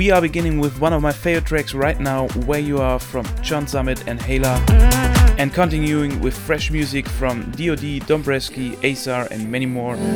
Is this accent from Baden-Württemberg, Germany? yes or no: yes; Stuttgart, Baden-Württemberg, Germany; He lives near my hometown Stuttgart